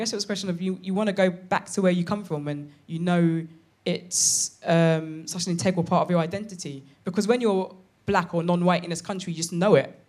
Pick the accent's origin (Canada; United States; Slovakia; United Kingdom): United Kingdom; London; I'm from London